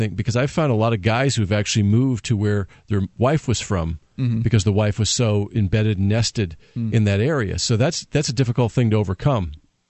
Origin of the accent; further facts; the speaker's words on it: Connecticut, United States; moved away as an adult; also born or lived in Florida; now in New Hampshire, United States; I'm from Connecticut, and mm-hmm. we had lived in Connecticut for a while.